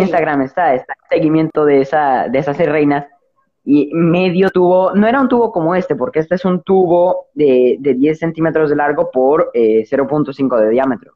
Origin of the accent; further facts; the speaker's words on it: Dominican Republic; yo en mi, en mi país, más que en toda la República Dominicana